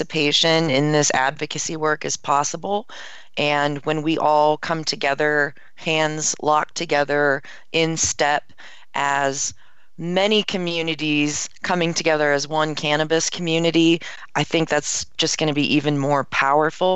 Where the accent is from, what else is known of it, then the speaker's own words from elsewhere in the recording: Maryland, United States; I'm from Maryland